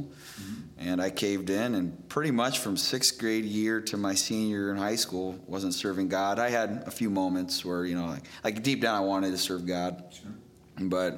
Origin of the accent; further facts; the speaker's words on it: Chicago, Illinois, United States; moved away as an adult; also born or lived in Indiana; I was raised in the Chicagoland area most of my life, and then Indiana Bible College after 18.